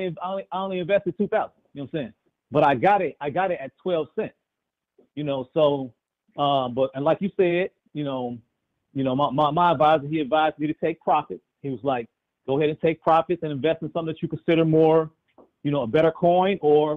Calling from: Chicago, Illinois, United States; I'm tuning in from Chicago.

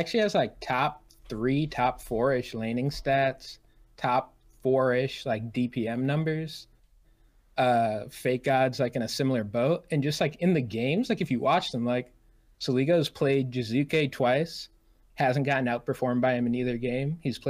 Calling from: Providence, Rhode Island, United States; Providence, Rhode Island.

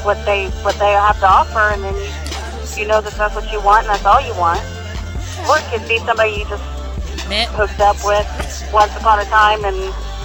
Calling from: Indianapolis, Indiana, United States

